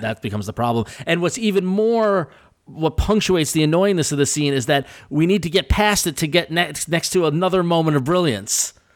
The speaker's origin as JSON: {"language": "English", "region": "Northeast", "country": "United States", "tie": "born or raised there", "said": "I grew up in the Northeast"}